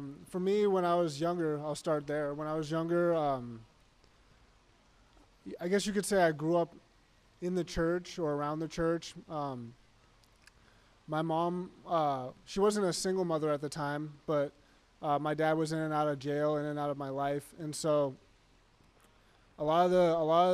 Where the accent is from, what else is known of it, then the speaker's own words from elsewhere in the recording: Massachusetts, United States; now in Arizona, United States; I grew up in Massachusetts and I moved here to Arizona.